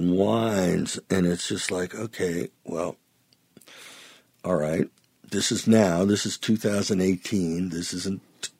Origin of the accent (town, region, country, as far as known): Youngstown, Ohio, United States; born or raised there; now in Nashville, United States